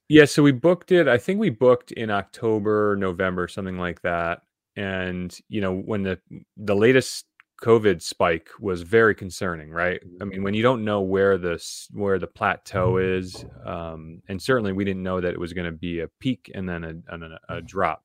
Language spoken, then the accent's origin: English; New England, United States; also born or lived in Vermont; born and raised in New England